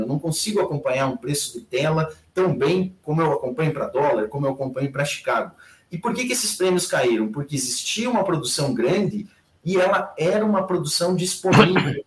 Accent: Xanxerê, Santa Catarina, Brazil; moved away; minha turma lá da minha terra natal, lá em Xanxerê é, Santa Catarina

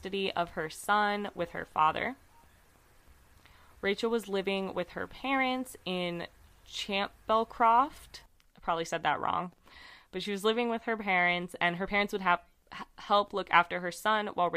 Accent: United States; I'm American

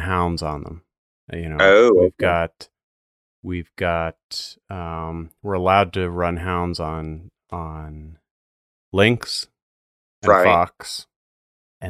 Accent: Maine, United States; I'm from Maine

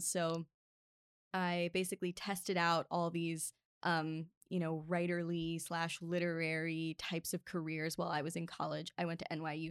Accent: Baltimore, Maryland, United States; now in Los Angeles, United States; I was born and raised in Baltimore

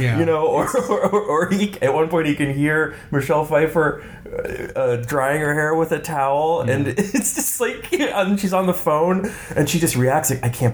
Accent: Texas, United States; I grew up in Texas

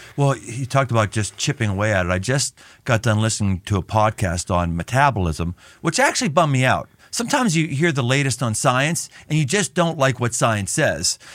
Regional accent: Cincinnati, Ohio, United States; my hometown in Cincinnati

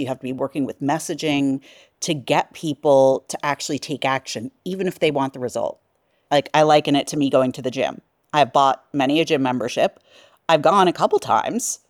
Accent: New York, United States; being a New Yorker.

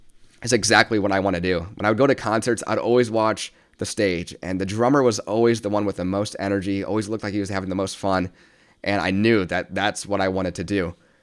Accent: Midwest, United States; Again, I came from the Midwest, a place where opportunity, especially creative arts, is not really granted unless you make that path for yourself.

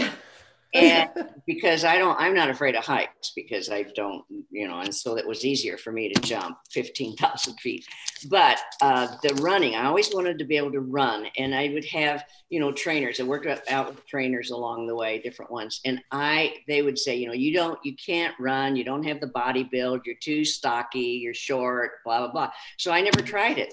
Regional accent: Kansas, United States; also born or lived in St. Louis; now in Minnesota, United States; my little town that I grew up in in Kansas.

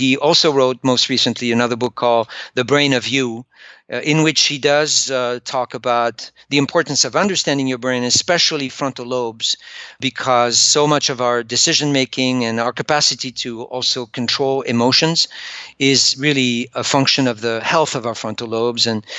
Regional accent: France; English is a second language; I'm French.

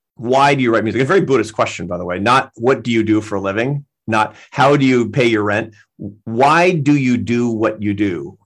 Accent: Seattle, Washington, United States; moved away as an adult; also born or lived in Barcelona; I grew up in Seattle

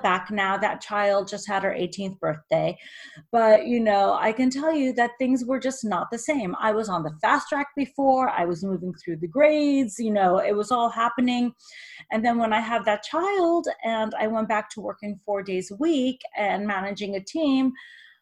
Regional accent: New York, United States; also born or lived in Russia / Israel / Boston; I was born in Russia, then we moved to Israel, and then I was raised in New York

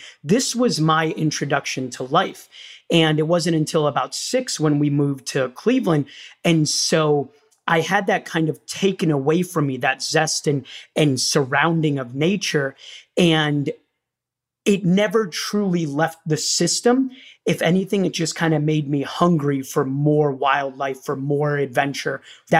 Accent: Rio de Janeiro, Brazil; now in United States; I was born in Rio de Janeiro, Brazil

